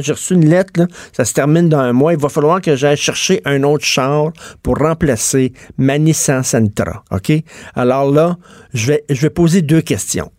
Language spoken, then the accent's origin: French; Quebec, Canada; je suis québécois de souche